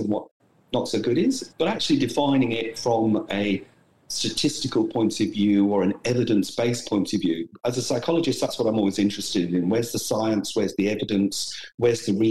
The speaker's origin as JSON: {"language": "English", "country": "United Kingdom", "moved": "as an adult", "lives_now": "Brisbane, Australia", "said": "as you might have picked up from my accent, I'm originally from the UK"}